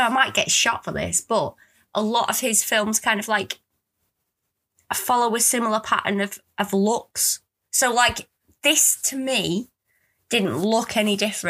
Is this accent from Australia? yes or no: no; United Kingdom; that could be because I'm British and we've been brought up on these films.